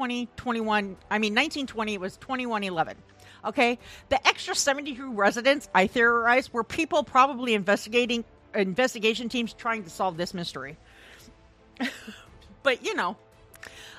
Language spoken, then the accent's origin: English; Hayward, Iowa, United States; moved away; I was born in a small town called Hayward in Iowa in 1975